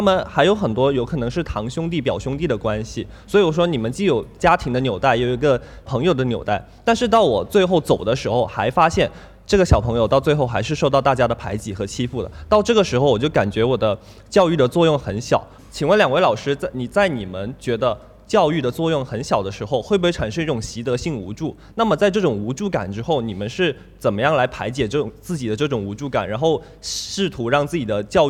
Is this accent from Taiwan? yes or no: no; Shenzhen, Guangdong, China; 从小学到大学，我都是在深圳长大的。